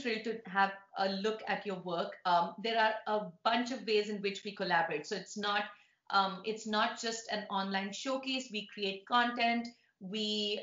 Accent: India; now in New York City, United States; being an Indian, growing up in India, but living in New York

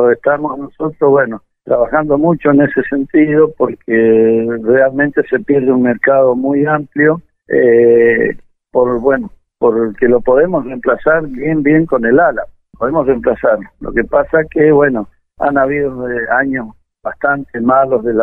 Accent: San Rafael, Mendoza, Argentina; moved away; yo vengo de San Rafael, este, vine en el año 82, me vine a vivir acá.

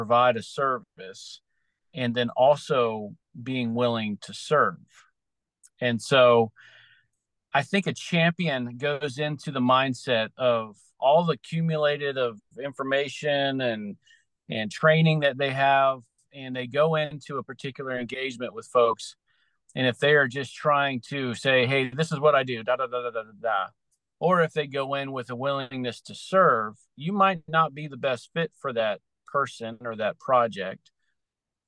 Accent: Outer Banks, Eastern North Carolina, United States; I'm originally from Eastern North Carolina, out on the Outer Banks area

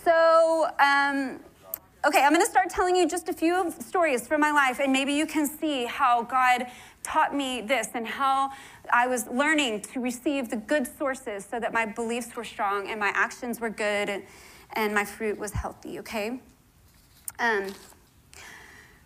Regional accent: Houston, Texas, United States; the only reason I believe in Christ is because I was born in Houston, Texas, you know? And that's just what everyone here believes.

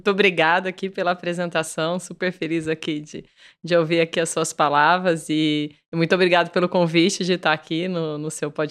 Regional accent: São Carlos, São Paulo, Brazil; Eu venho de São Carlos, uma cidade do interior.

